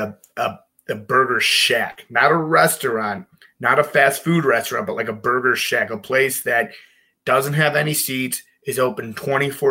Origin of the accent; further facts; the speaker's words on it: Chicago, Illinois, United States; growing up in Chicago, very near and dear to my heart